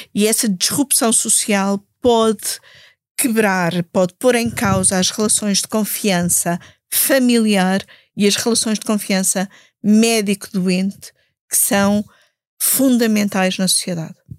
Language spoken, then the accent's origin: Portuguese; Alenquer, Lisbon, Portugal; Eu sou do Conselho de Alenquer